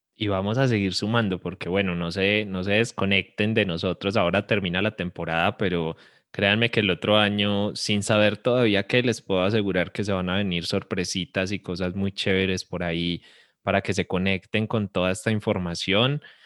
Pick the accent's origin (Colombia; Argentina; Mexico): Colombia